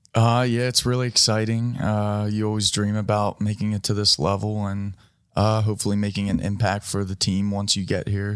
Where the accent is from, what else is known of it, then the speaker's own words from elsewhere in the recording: East Coast, United States; moved away as an adult; now in Los Angeles, United States; I grew up right on the East Coast, grew up around the water